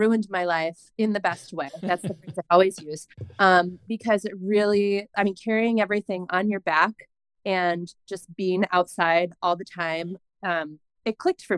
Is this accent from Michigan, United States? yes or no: no; New York, United States; moved away as an adult; now in Bend, United States; I'm from New York State